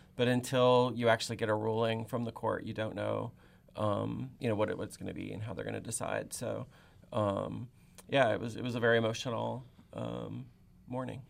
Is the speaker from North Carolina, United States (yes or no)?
no; Texas, United States; moved away as an adult; also born or lived in Oklahoma / Indiana / Tennessee; now in Athens, Ohio, United States; my home state of Texas